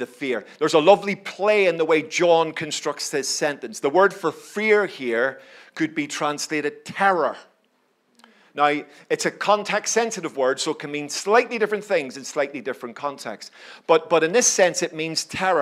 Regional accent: Belfast, Northern Ireland, United Kingdom; I grew up in Belfast, as you can probably tell from my accent

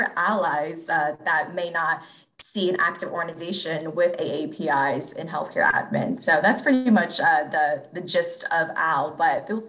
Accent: Houston, Texas, United States; also born or lived in Philadelphia; now in Baltimore, United States; Recently moved to Baltimore, Maryland, which is a lot colder than Houston, where I'm originally from.

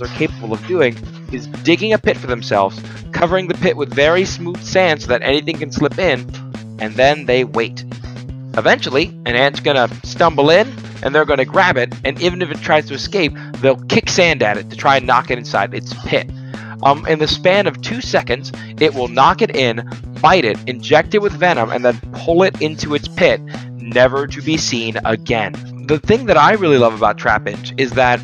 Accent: Florida, United States; I'm from Florida

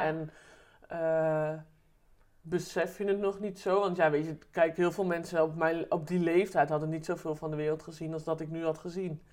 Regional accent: Eerbeek, Gelderland, Netherlands; also born or lived in Deventer; ik ben geboren in Deventer. En mijn ouders zijn weer verhuisd naar Eerbeek

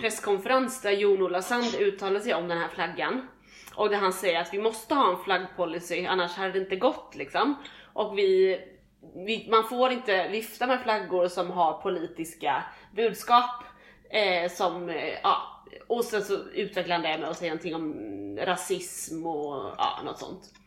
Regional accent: Sweden; vi som svenskar

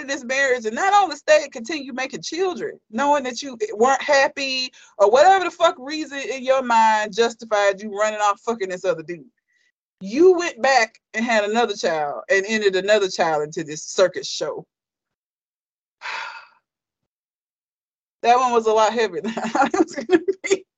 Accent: United States; it's embarrassing to be from here

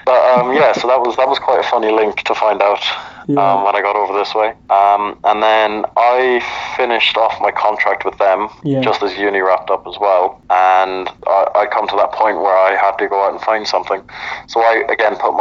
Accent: Ireland; moved away as an adult; now in Houston, United States; As an Irishman

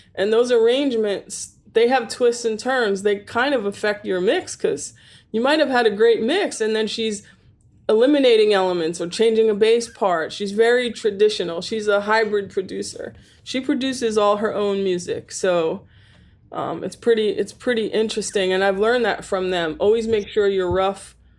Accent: New York, United States; I'm born and raised in New York

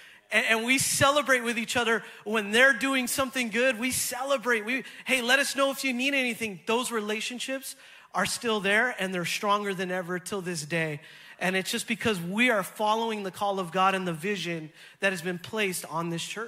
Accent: California, United States; now in Los Angeles, United States; I moved from Northern California, and we both came here to get an education.

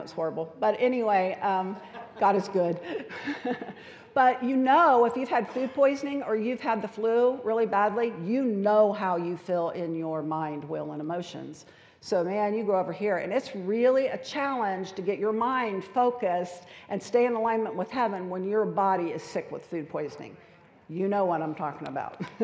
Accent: United States; We as American culture

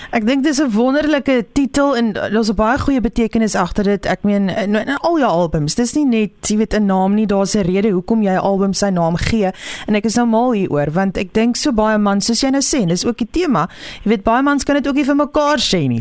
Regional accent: Pretoria, Gauteng, South Africa; Ek het al groot geword in in Pretoria

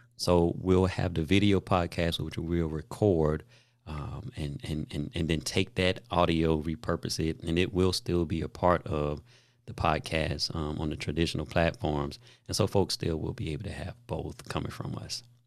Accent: Daytona Beach, Florida, United States; where I grew up in Daytona Beach

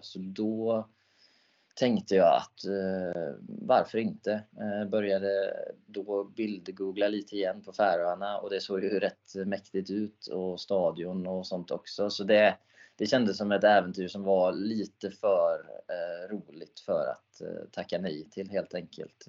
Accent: Sweden; jag är den enda svensk i färöiska ligans historia

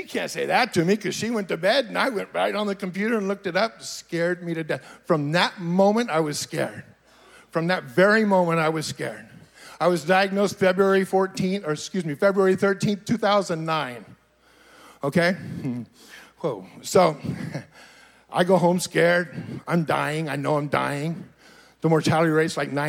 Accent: Fresno, California, United States; now in Redding, United States; I was born and raised in Fresno. I've lived in Fresno my whole life, the beautiful little metropolitan

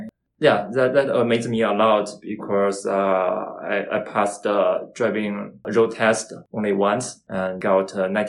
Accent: Beijing, China; English is a second language; moved away as an adult; now in Canada; I came from China, Beijing. I landed in Canada since last July, more than 1 year already.

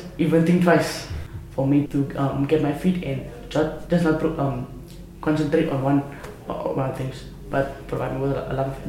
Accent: Carnarvon, Northern Cape, South Africa; I just turned 17 today, and I'm from Carnarvon, living here since birth, but was born in Cape Town.

